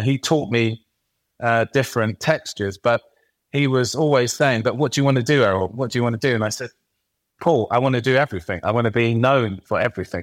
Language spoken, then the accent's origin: English; London, United Kingdom; I was born and raised in East London